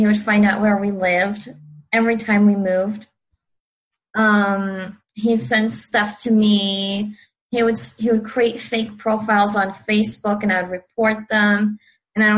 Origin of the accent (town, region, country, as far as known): Lebanon; born or raised there; now in California, United States